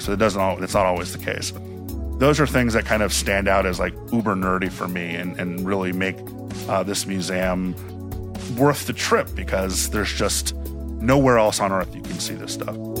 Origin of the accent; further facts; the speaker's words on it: Miami, Florida, United States; moved away; also born or lived in Washington, D.C.; I grew up in Miami, but I was born in DC